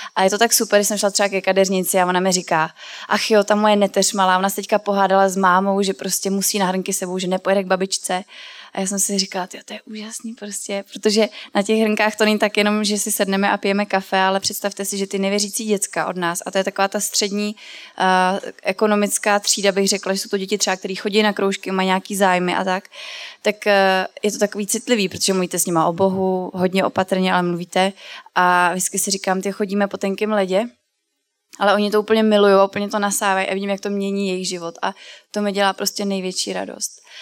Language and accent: Czech; Brandýs nad Labem, Central Bohemian Region, Czechia; now in Milovice, Czechia; já jsem se narodila v Brandýse nad Labem, což je ve středních Čechách a teďka žiju už dlouho eh, v Milovicích